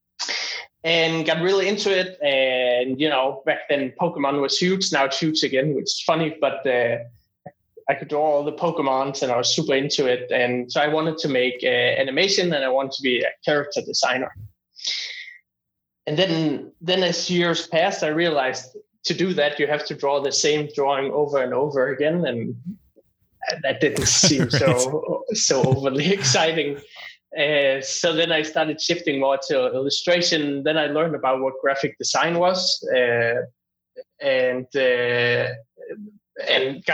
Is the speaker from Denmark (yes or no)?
yes; northern Denmark, Denmark; now in Toronto, Canada; I'm from Denmark, but I'm not from the cool part of Denmark. I'm not from Copenhagen, sadly. I'm from the middle of nowhere, really far up north